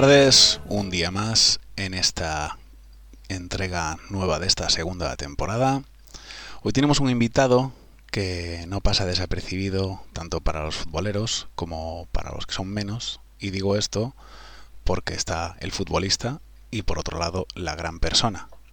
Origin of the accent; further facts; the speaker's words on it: Vigo, Galicia, Spain; yo soy de Vigo